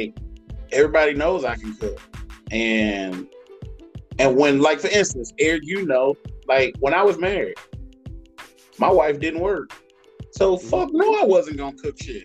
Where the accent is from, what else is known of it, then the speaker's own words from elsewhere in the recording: the South, United States; I'm from the South